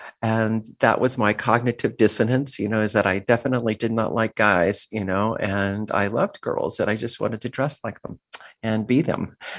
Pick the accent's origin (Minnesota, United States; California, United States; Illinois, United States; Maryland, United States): California, United States; San Diego; So I am a child of the border. I grew up here in San Diego and later graduated from San Diego State with a degree in classical guitar